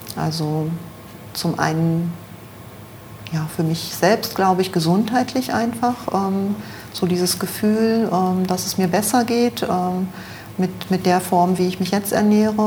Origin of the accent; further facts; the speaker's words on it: near Magdeburg, Saxony-Anhalt, Germany; moved away as an adult; also born or lived in Düsseldorf; now in Monheim, Germany; aufgewachsen äh, bin ich ähm, in der Nähe von Magdeburg